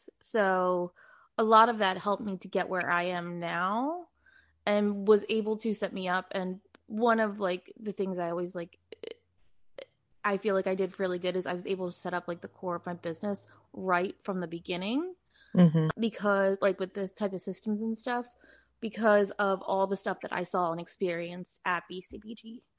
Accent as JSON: {"language": "English", "town": "Philadelphia", "region": "Pennsylvania", "country": "United States", "tie": "born or raised there", "also_born_or_lived": "New York", "moved": "as an adult", "lives_now": "California, United States"}